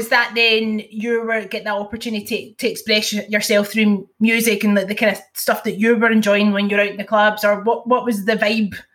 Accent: Bellshill, Scotland, United Kingdom; i've always known about the … because i'm from Bellshill

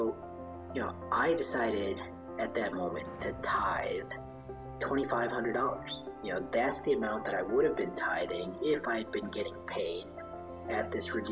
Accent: Chicago, Illinois, United States; moved away as an adult; also born or lived in India; now in Austin, United States; I was born in India. Moved to Chicago when I was 3

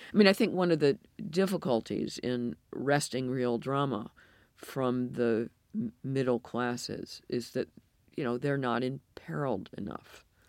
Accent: United States; accent: American; moved away as an adult; also born or lived in Belfast; now in United Kingdom; my American accent

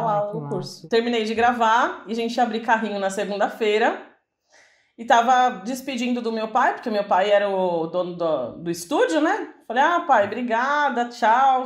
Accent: São Paulo, Brazil; A gente é de São Paulo

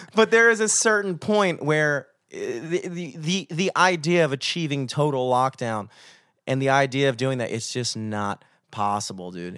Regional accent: United States; as an American citizen

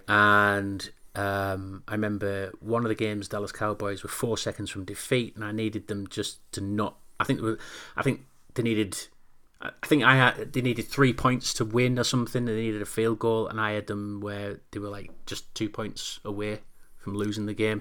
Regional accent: Newcastle upon Tyne, North East England, United Kingdom; I'm a Geordie.

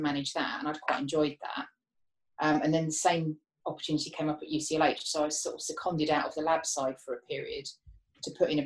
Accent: Harrow, London, United Kingdom; also born or lived in Watford; So I was actually born in Watford, but then we moved across when I was quite young to Harrow. So grew up sort of school years, I guess, in Harrow and Wealdstone, around that way.

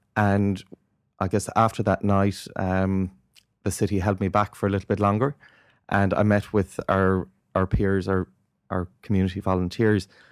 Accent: Ireland; I grew up in Ireland in the nineteen eighties

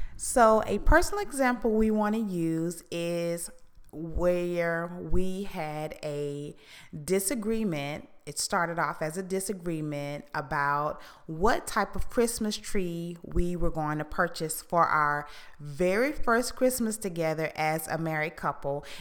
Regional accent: Houston, Texas, United States; where I was raised in Houston

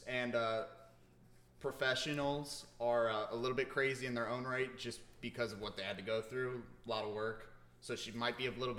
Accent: Kennesaw, Georgia, United States; She's from my hometown, Kennesaw, Georgia.

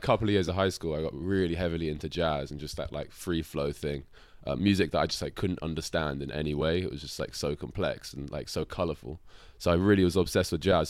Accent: London, United Kingdom; I was born in London

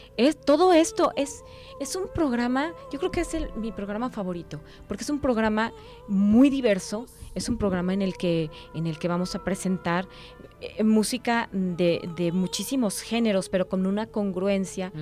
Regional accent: Guadalajara, Jalisco, Mexico; moved away as an adult; also born or lived in Connecticut, United States; now in Arkansas, United States; estoy regresando a mi tierra. Yo aquí crecí, aquí, aquí nací, aquí crecí

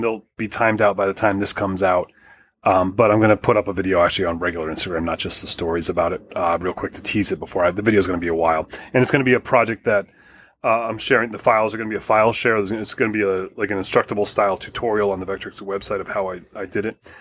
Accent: Connecticut, United States; my hometown of Connecticut

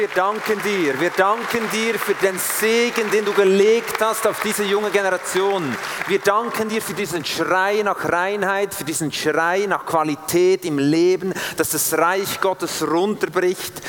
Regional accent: Switzerland; als Schweizer

